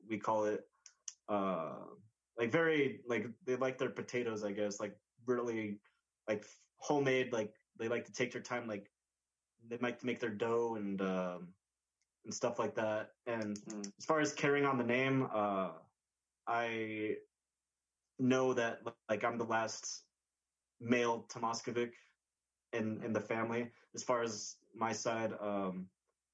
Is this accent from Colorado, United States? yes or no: no; New Mexico, United States; I grew up in New Mexico